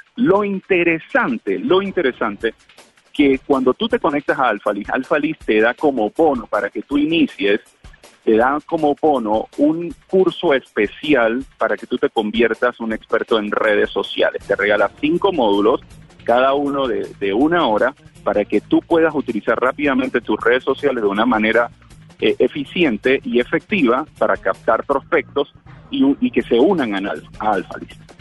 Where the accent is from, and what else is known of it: Panama